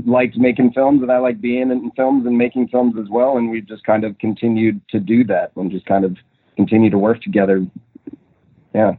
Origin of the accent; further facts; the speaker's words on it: Minnesota, United States; moved away; I'm originally from Minnesota.